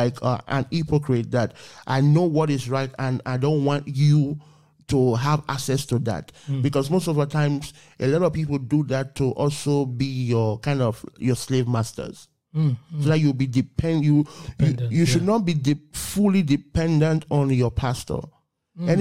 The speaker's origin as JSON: {"language": "English", "country": "Nigeria", "tie": "born or raised there", "said": "I was born in Africa, Nigeria to be precise"}